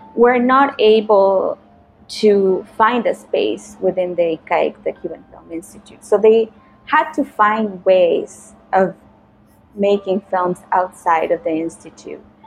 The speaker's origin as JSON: {"language": "English", "country": "Nicaragua", "tie": "born or raised there", "moved": "yes", "said": "my experience growing up in Nicaragua"}